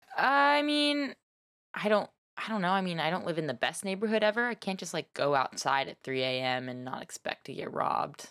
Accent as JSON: {"language": "English", "town": "Nashville", "region": "Tennessee", "country": "United States", "tie": "born or raised there", "also_born_or_lived": "Texas", "moved": "yes", "lives_now": "San Francisco Bay Area, United States", "said": "I was raised in Nashville and Texas."}